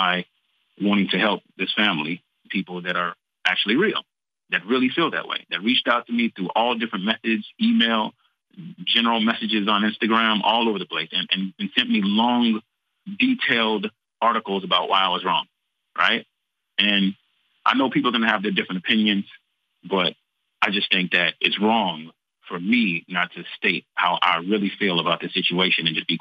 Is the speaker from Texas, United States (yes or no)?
yes; Texas, United States; I'm from Texas. Tejas.